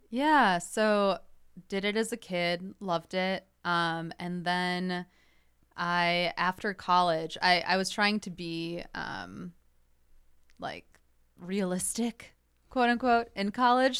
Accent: Northbrook, Illinois, United States; I grew up in Northbrook, so that's a northwest suburb of Chicago

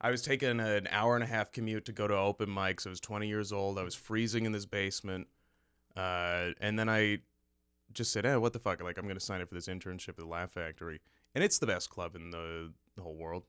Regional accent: Cortland, New York, United States; now in Chicago, United States; I, I grew up there for, I think, like, twelve, thirteen years, fifteen years

